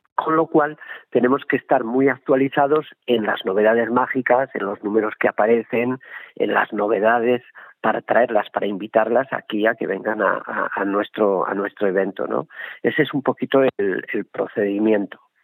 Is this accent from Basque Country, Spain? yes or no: yes; Salvatierra, Basque Country, Spain; moved away; yo he nacido eh, soy de Salvatierra de Álava no aunque no vivo allí